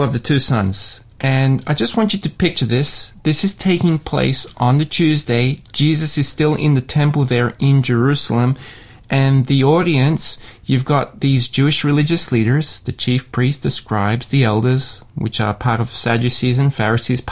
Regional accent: Sydney, New South Wales, Australia; I grew up in Sydney

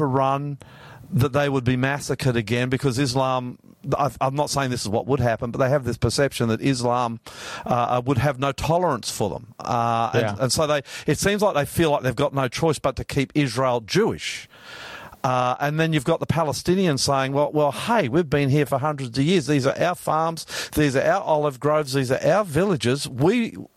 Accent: Australia; I'm Australian, Australian, Australian. I am Australian, Australian blood.

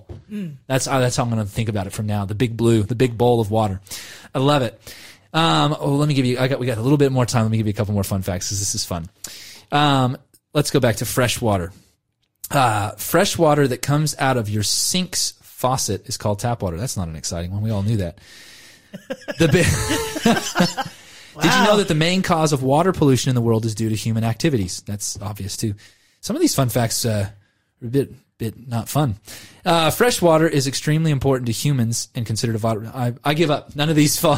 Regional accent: California, United States; now in Australia; I grew up in California. I live in Australia

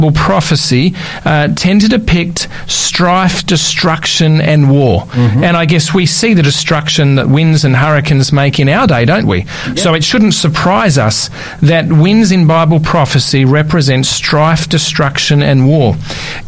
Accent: Australia; from Australia

